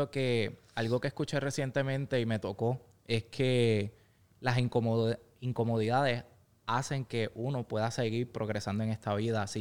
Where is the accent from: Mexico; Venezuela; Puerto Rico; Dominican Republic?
Puerto Rico; Ponce; Eh, cuento ya con cinco localidades ubicadas entre pueblos aledaños a mi ciudad natal de Ponce.